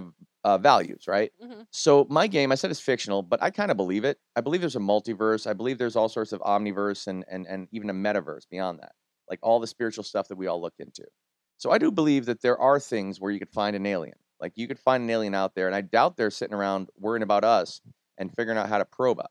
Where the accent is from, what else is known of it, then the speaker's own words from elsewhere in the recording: New England, United States; I grew up in New England